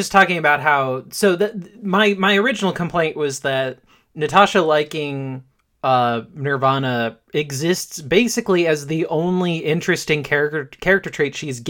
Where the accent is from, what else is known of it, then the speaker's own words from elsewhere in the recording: Jamaica; now in New York, United States; my family listens to … because we're Jamaican